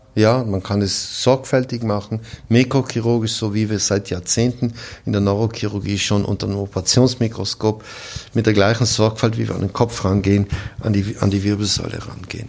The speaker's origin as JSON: {"language": "German", "area": "South Tyrol", "region": "Trentino-Alto Adige", "country": "Italy", "tie": "born or raised there", "also_born_or_lived": "Cleveland, Ohio, United States", "moved": "as an adult", "lives_now": "Salzburg, Austria", "said": "in meiner Heimat in Südtirol"}